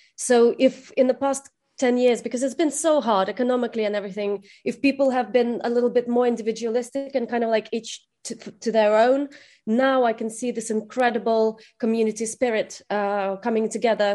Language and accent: English; Kherson Oblast, Ukraine; now in London, United Kingdom; Kherson, which is my region, is Ukraine. My hometown is Ukraine.